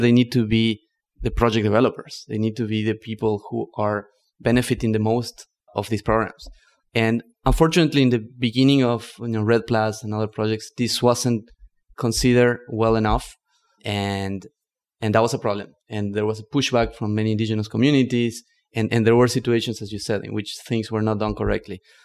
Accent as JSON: {"language": "English", "region": "northern Argentina", "country": "Argentina", "tie": "born or raised there", "also_born_or_lived": "Barcelona, Spain / New York City, United States", "second_language": "English", "moved": "as an adult", "lives_now": "United States", "said": "I grew up in Argentina, in the north, in the Yungas, which is a union between the rainforest and the Andes."}